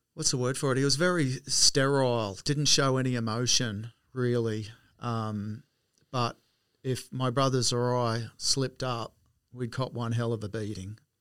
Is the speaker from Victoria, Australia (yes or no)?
no; Wollongong, New South Wales, Australia; moved away; I was born in Wollongong in seventy-three and, um, lived in w, Reservoir Road at Port Kembla. So that was my first home there till I was about five